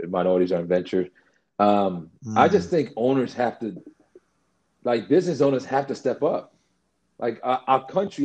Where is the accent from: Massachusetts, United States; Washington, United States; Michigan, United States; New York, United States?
New York, United States; New York City; I grew up in the Bronx, one of the things that was the fight with me as a kid, and this is years ago in the South Bronx